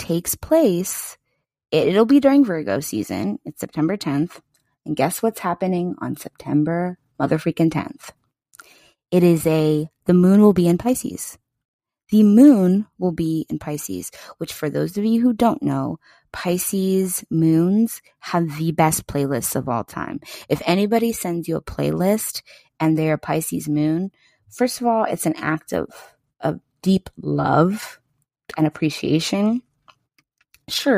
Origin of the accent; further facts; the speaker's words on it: Pennsylvania, United States; PA is where I grew up